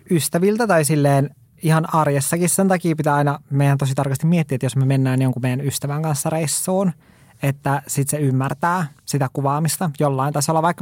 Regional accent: Lapland, Finland; Mä olen Lapista kotoisin, mä en ole tottunut

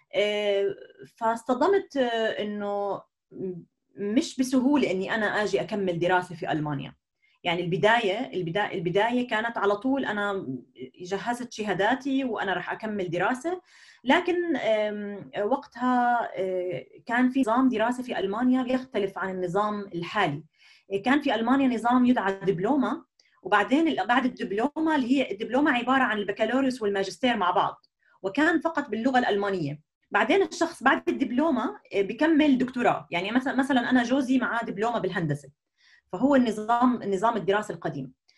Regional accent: Jordan; moved away as an adult; now in Germany; نشات في الاردن

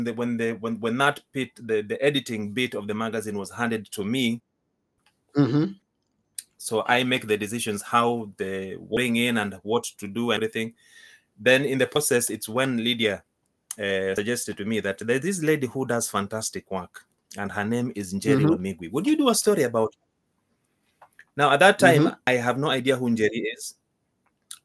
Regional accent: Kenya; moved away as an adult; now in United Kingdom; I'm from Kenya. I was born and brought up in Kenya. I came to the UK 17 years ago.

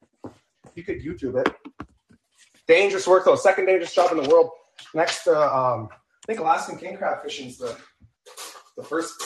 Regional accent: West Coast of Canada, Canada; I'm from Canada, West Coast.

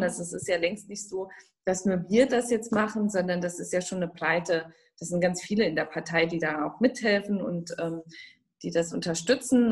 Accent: Saarland, Germany; accent: Saarland dialect; meinem saarländischen Dialekt

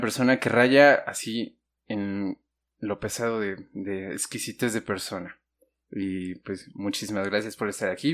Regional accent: Mexico; aquí en México

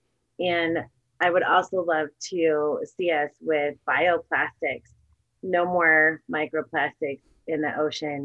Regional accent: Wyoming, United States; I definitely come from more of the livestock background growing up in Wyoming.

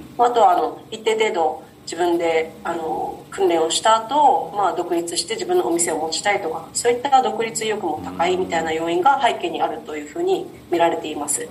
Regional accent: Nago, Okinawa, Japan; 私と同じ名護の出身で地元同じなので

